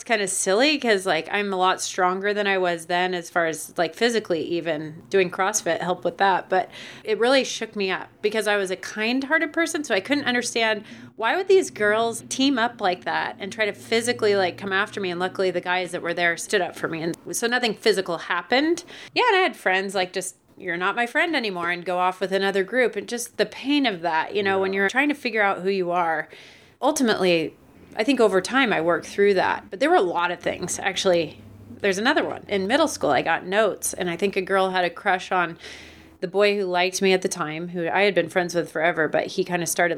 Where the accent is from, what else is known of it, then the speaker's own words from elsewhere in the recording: Portland, Oregon, United States; also born or lived in Orlando, Florida; brought me to Oregon when I was one. And so I was raised in Portland area